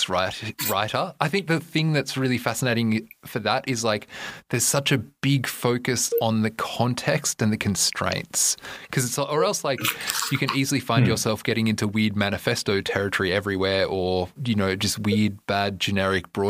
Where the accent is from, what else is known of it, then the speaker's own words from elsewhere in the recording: Australia; moved away; you know that I'm Australian